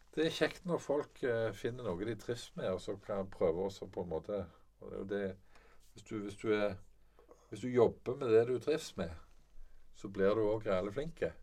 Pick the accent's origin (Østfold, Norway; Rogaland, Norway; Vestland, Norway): Rogaland, Norway; Sola; also born or lived in Bærum; now in Jæren, Norway; Jeg er egentlig født i Bærum da vi vokste opp på Sola.